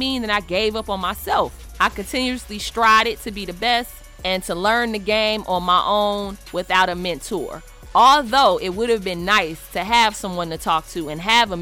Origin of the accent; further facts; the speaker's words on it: Chicago, Illinois, United States; I'm your sister from Chicago